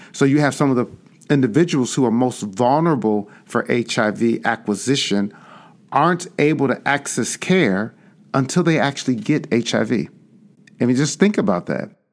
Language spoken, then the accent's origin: English; Chicago, Illinois, United States; born or raised there